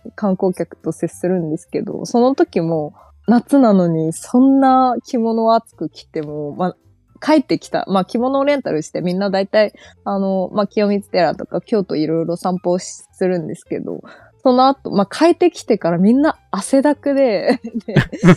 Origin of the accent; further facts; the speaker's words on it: China; Japanese is a second language; moved away as an adult; now in Japan; 中国出身